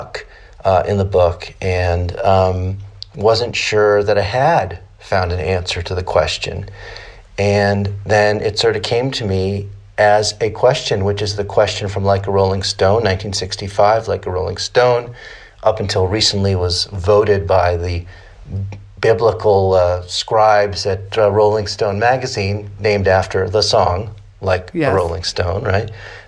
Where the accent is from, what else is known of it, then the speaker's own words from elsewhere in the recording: Cleveland, Ohio, United States; I'm from Cleveland, Ohio